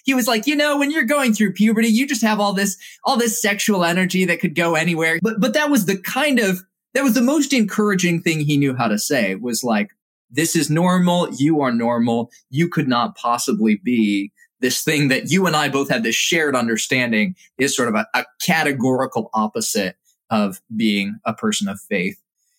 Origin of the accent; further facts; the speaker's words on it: Indonesia; I was grateful for having grown up in Indonesia and having grown up with a very selected subset of cultural attitude.